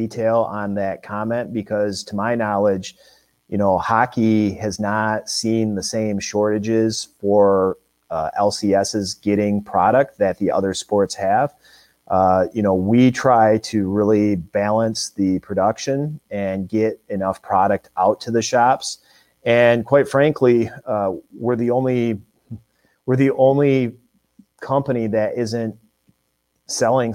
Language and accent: English; Michigan, United States; I grew up in Michigan